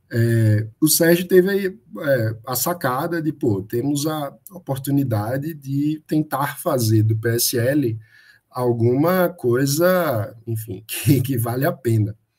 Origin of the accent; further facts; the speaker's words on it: Recife, Pernambuco, Brazil; eu sou de Recife